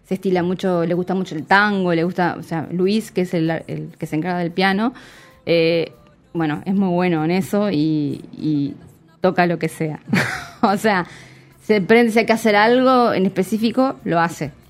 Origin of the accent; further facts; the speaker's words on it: Montevideo, Uruguay; Sí, soy de Montevideo.